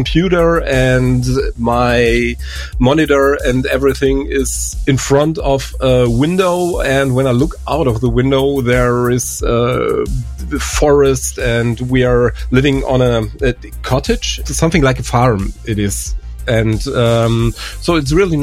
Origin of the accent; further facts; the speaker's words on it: Germany; English is a second language; I'm from Germany